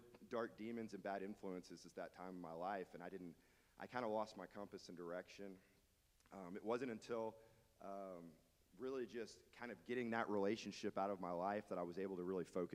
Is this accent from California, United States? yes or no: no; Dallas, Texas, United States; now in Beaumont, United States; So I grew up in Dallas, Texas. I got to Beaumont as fast as I could